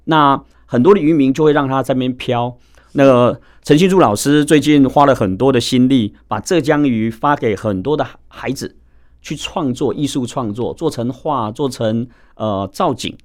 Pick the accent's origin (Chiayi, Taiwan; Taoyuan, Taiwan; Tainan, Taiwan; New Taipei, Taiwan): New Taipei, Taiwan; Wanli; 因为我自己本身是在万里归侯海边长大的